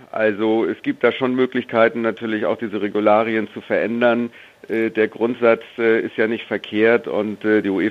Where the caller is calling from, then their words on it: Hamburg, Germany; Guten Tag da muss ich Sie erstmal korrigieren. Ich bin aus Hamburg und nicht aus, aus